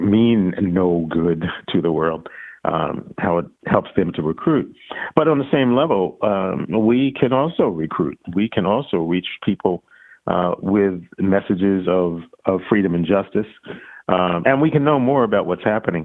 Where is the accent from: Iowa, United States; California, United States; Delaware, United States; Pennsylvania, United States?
Pennsylvania, United States; Philadelphia; when I was growing up in Philadelphia